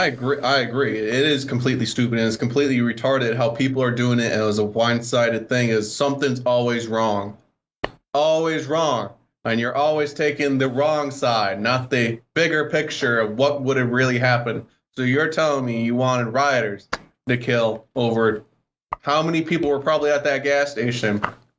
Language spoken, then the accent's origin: English; Wisconsin, United States; moved away; I came from Wisconsin a long time ago.